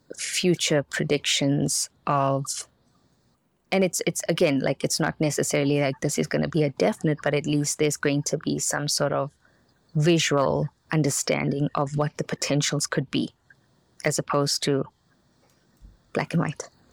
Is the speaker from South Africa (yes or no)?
yes; South Africa; moved away; I'm from South Africa